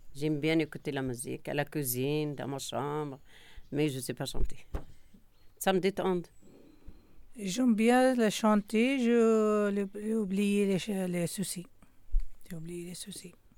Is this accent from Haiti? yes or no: yes; Haiti; French is a second language; now in France; je suis haïtienne, je viens d'Haïti.